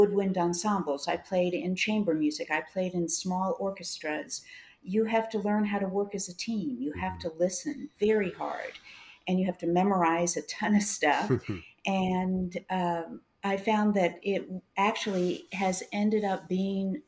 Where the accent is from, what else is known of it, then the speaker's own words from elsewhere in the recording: Kansas City, Missouri, United States; also born or lived in New Orleans; I am from Kansas City. I was born here and went to school here.